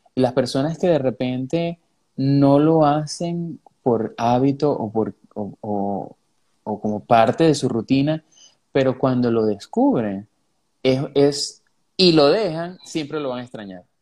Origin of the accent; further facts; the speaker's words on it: Venezuela; los venezolanos